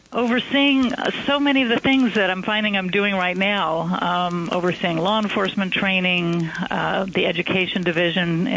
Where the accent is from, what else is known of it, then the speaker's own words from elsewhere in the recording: California, United States; moved away as an adult; also born or lived in Atlanta, Georgia; now in New York City, United States; I'm a native Californian